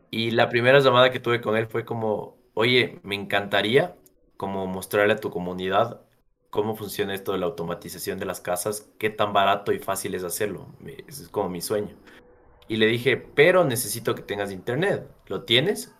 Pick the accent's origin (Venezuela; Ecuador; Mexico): Ecuador; nosotros como ecuatorianos